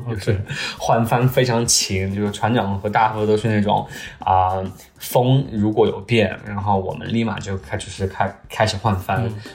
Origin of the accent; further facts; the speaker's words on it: China; 然后我作为中国人，对吧？